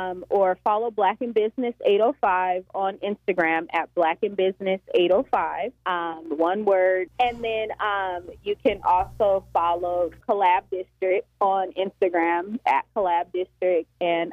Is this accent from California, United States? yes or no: yes; Oxnard, California, United States; Which is funny because I'm from Oxnard.